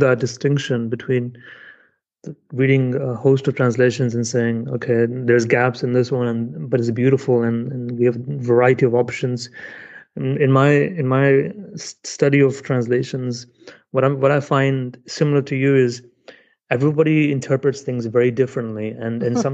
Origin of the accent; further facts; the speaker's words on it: United Kingdom; I'm British